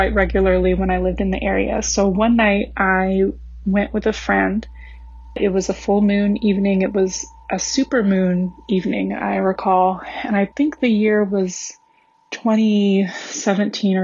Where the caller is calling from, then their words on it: Long Beach, California, United States; also born or lived in Central Florida; I'm calling from Long Beach, California